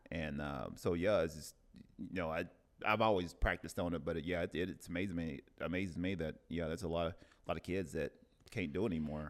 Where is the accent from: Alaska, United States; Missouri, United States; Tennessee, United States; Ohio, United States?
Tennessee, United States; now in Oceanside, United States; I love my hometown from Tennessee